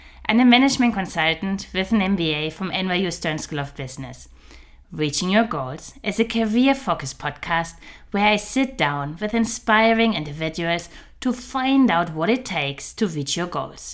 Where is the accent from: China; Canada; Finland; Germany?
Germany; now in Switzerland; Like myself, you're German living in Switzerland